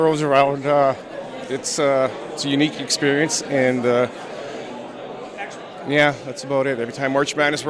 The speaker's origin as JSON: {"language": "English", "town": "Red Lake", "region": "Ontario", "country": "Canada", "said": "I'm from Red Lake, Ontario."}